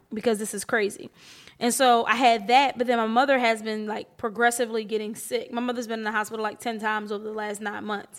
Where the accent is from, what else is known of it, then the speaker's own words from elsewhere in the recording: Atlantic City, New Jersey, United States; I was born in Atlantic City. My mom li-, lives in Atlantic City.